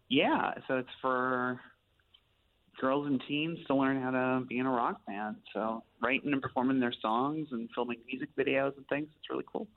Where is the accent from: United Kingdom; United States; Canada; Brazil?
Canada; Steinbach, Manitoba; now in Winnipeg, Canada; I grew up in Steinbach, but live here in Winnipeg too now.